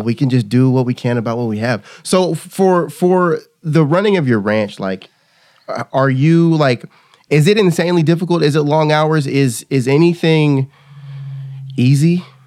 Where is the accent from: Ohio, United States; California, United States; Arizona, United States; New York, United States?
California, United States; also born or lived in Kansas; now in Texas, United States; I'm originally from California. I moved here from California, went to college in Kansas